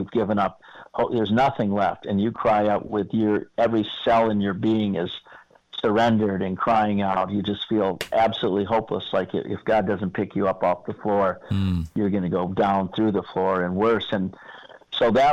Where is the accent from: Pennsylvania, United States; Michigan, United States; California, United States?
Michigan, United States; Owosso; moved away; also born or lived in Traverse City, Michigan / New York; I grew up in Owosso, Michigan.